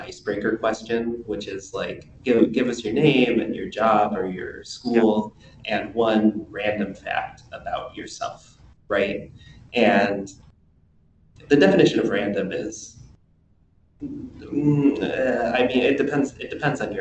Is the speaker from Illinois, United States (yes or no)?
yes; Chicago, Illinois, United States; I have lived in Uptown Chicago for my whole life.